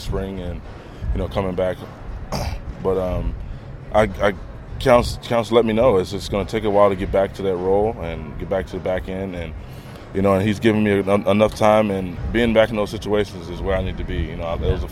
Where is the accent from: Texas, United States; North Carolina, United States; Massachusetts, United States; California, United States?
North Carolina, United States; about an hour from Duke University; moved away; that's about an hour away from my hometown